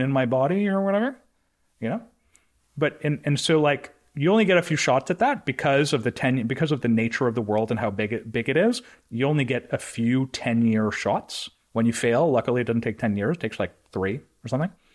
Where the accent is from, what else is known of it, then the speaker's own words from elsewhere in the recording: Canada; I'm Canadian